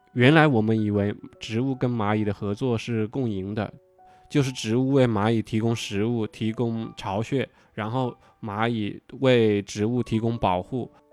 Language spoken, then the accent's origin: Chinese; Hunan, China; 我是湖南人嘛，就是我们，呃，从小可能吃小龙虾就吃得比较多一点